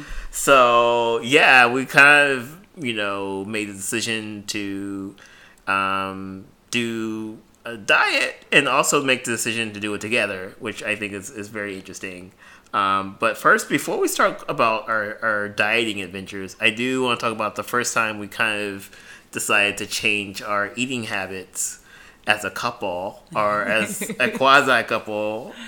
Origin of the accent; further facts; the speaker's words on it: the South, United States; growing up as a male and growing up in the South